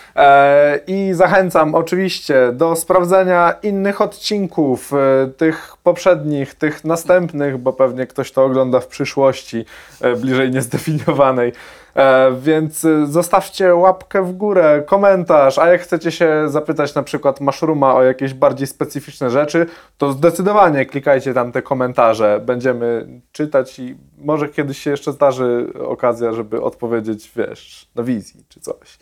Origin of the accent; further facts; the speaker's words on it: Poland; Ja się wychowałem nad no, na Pomorzu